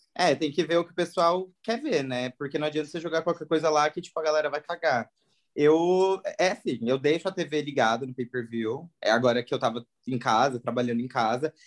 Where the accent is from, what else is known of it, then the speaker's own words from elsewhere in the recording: Paraná, Brazil; moved away as an adult; now in São Paulo, Brazil; Sou do Paraná, sou paranaense, mas moro em São Paulo.